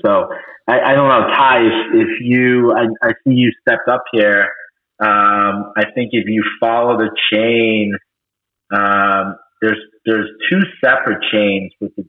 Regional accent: Philadelphia, Pennsylvania, United States; we're actually from Philadelphia

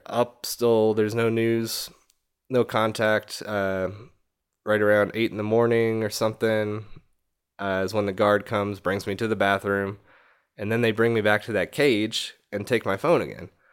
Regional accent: New York, United States; I'm from fucking New York, man

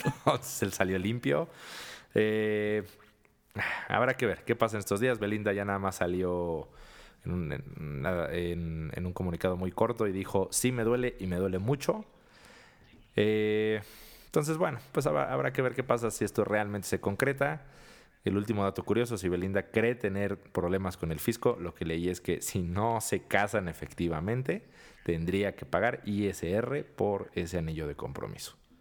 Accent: Mexico; somos mexicanos

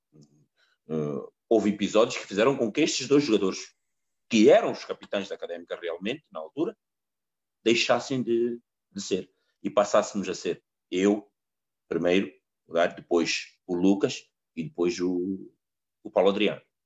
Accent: Mozambique; moved away; also born or lived in Coimbra, Portugal; eu saí da minha casa em Moçambique, nós nem televisão tínhamos

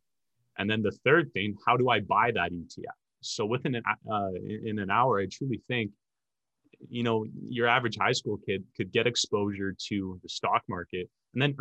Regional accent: Edmonton, Alberta, Canada; born and raised in Edmonton, Alberta.

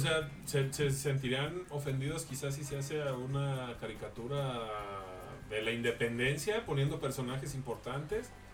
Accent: Mexico; nuestro país

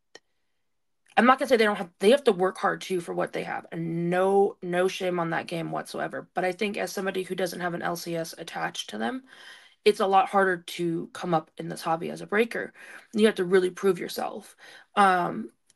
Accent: Portland, Oregon, United States; moved away as an adult; now in Montana, United States; I was basically born and raised in Portland, Oregon.

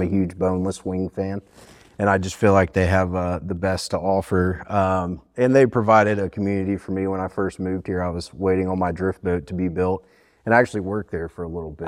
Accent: Fairhope, Alabama, United States; moved away as an adult; also born or lived in Johnson City, Tennessee; now in Bristol, United States; I grew up in a small town in southern Alabama named Fairhope

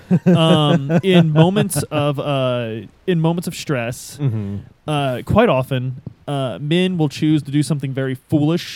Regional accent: downriver from Louisville, Ohio River Valley, United States; where we grew up, we know you don't eat fish that you catch out of the Ohio River

